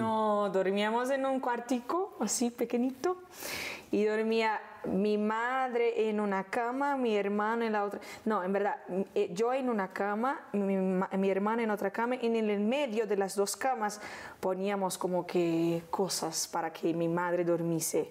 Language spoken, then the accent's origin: Spanish; Rio de Janeiro, Brazil; Spanish is a second language; moved away; vivíamos en una casita en Honorio, Gugel, que toma el nombre de la serie, que es el lugar donde yo nací.